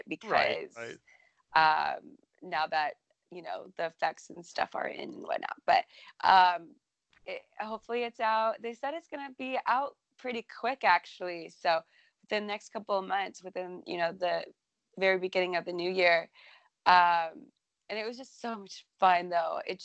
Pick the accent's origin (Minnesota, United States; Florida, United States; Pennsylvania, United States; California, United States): Minnesota, United States; my home state of Minnesota